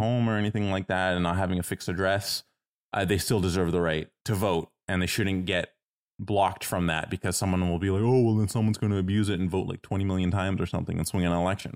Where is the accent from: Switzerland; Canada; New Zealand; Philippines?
Canada; Toronto, Ontario; moved away; I'm originally from Toronto